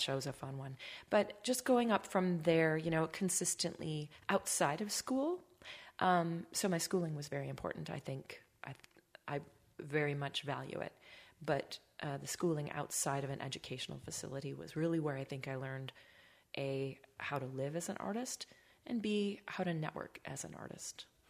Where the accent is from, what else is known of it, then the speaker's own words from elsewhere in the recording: Baldwin, Wisconsin, United States; also born or lived in Ellsworth, Wisconsin; I'm from Wisconsin.